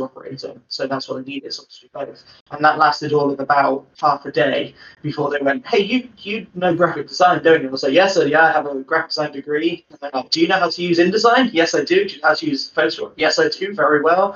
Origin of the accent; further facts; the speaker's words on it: Bristol, South West England, United Kingdom; moved away as an adult; now in Cornwall, United Kingdom; I'm from Bristol